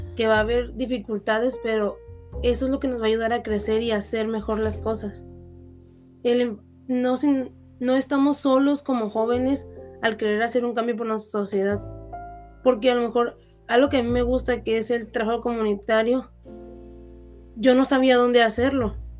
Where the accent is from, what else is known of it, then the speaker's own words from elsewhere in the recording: Mexico; somos el futuro de México